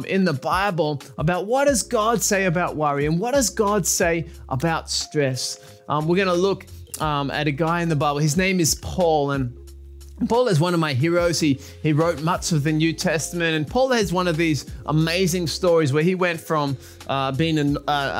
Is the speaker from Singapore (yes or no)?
no; Australia; I'm from Australia.